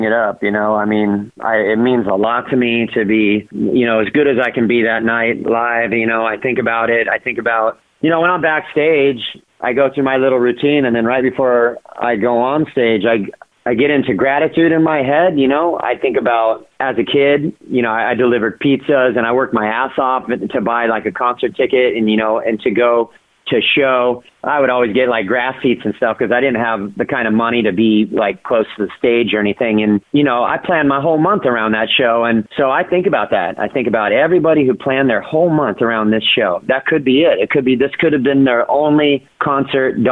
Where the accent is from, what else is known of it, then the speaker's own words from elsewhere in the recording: Orange County, California, United States; I grew up in Orange County, California.